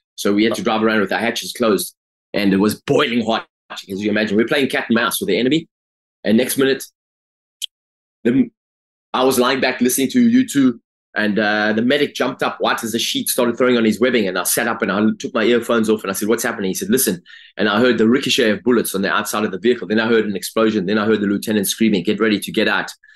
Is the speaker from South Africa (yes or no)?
yes; Durban, KwaZulu-Natal, South Africa; I grew up in South Africa, grew up in Durban.